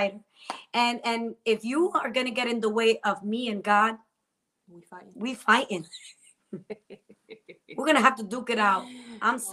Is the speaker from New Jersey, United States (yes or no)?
yes; New Jersey, United States; I'm from Jersey